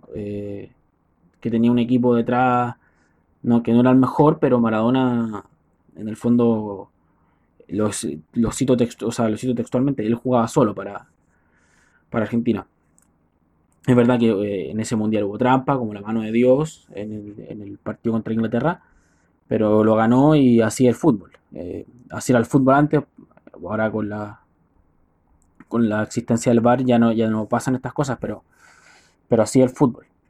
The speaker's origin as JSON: {"language": "Spanish", "country": "Chile", "said": "Soy chileno"}